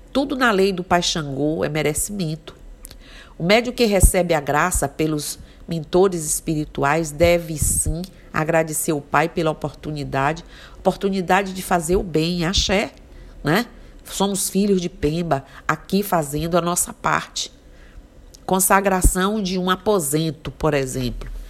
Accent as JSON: {"language": "Portuguese", "town": "Mucugê", "region": "Bahia", "country": "Brazil", "tie": "born there", "said": "como eu sou uma pessoa é, que nasci em Mucugê"}